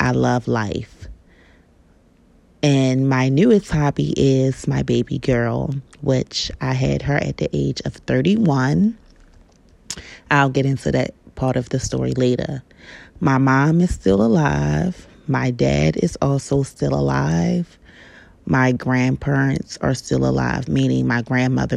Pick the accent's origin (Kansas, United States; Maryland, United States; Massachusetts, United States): Maryland, United States; Baltimore; I'm from Baltimore, Maryland.